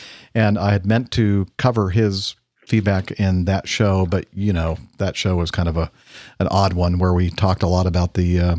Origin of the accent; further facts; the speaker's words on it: Kamloops, British Columbia, Canada; After watching the snowbirds perform in my hometown of Kamloops since my early childhood, back when we still held annual air shows here